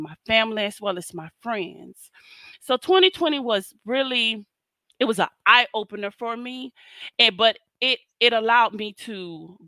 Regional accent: South Florida, United States; I'm from South Florida.

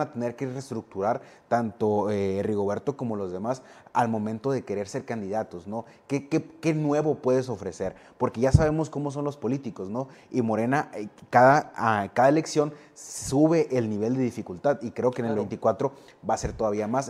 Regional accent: Navojoa, Sonora, Mexico; soy, de Navojoa

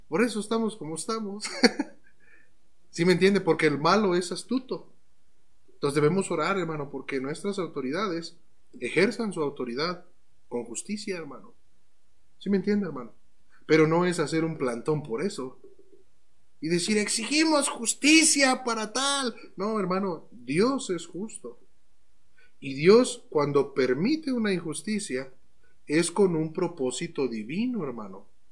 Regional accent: Mexico; como cristianos mexicanos que somos

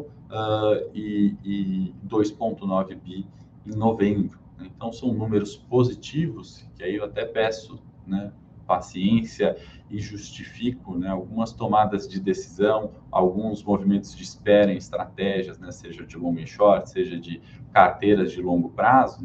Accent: Brazil; falando como brasileiro

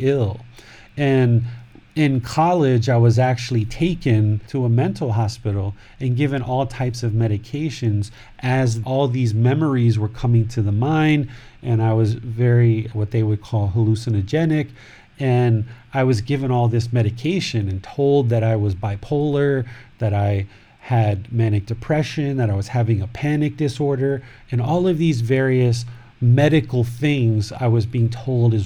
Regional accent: United States; I grew up in America, in Washington, D.C., Maryland, Virginia area.

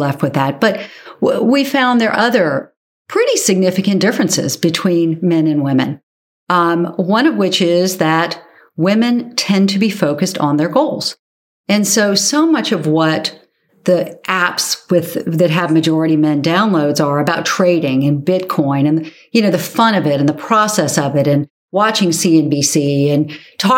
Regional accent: Charleston, South Carolina, United States; my hometown of Charleston, South Carolina

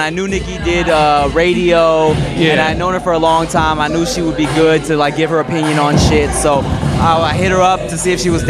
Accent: Paramount, California, United States; I mean, I grew up in Paramount. Paramount, which is right by Norwalk.

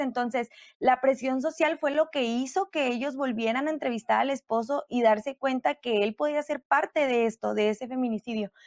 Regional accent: Mexico; nosotros como mexicanas

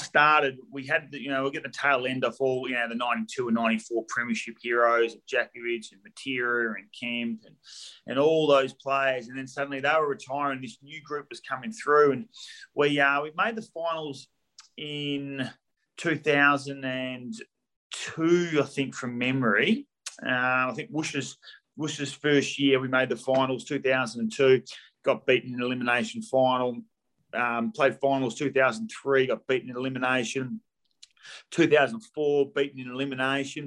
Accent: Bassendean, Western Australia, Australia; the Swan Districts, which was my Waffle club growing up in Bassendean

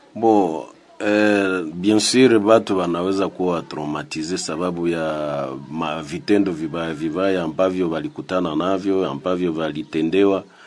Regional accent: DR Congo; sisi ni wakongomani

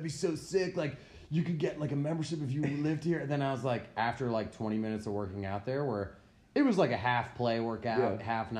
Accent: United States; dude, like I grew up on Long Island Sound, like, yeah.

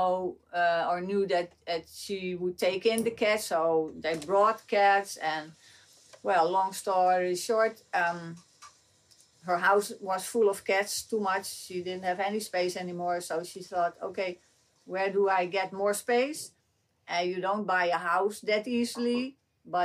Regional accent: Amsterdam, North Holland, Netherlands; born and raised in Amsterdam

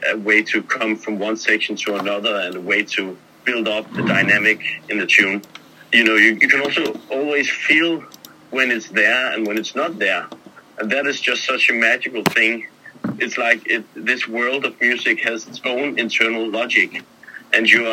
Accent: Copenhagen, Capital Region of Denmark, Denmark; I'm born and raised in Copenhagen, Denmark

